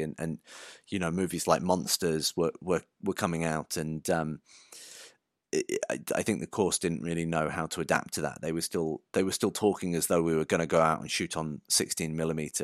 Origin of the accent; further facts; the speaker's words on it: Shropshire, West Midlands, United Kingdom; I grew up in Shropshire in the middle of the countryside.